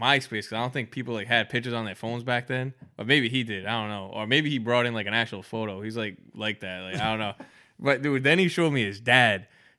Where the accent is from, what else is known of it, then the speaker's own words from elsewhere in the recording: Providence, Rhode Island, United States; He's not my own kind. He's from Detroit. I'm from Providence.